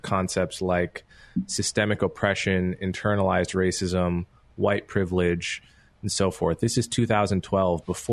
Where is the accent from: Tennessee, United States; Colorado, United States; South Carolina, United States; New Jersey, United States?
New Jersey, United States; Montclair; When I was a kid, I grew up in Montclair, New Jersey